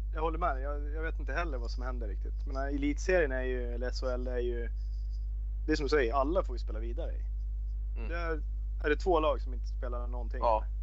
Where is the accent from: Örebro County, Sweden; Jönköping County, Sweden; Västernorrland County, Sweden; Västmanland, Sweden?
Västmanland, Sweden; Västerås; also born or lived in Austria; när vi växte upp och spelade i VIK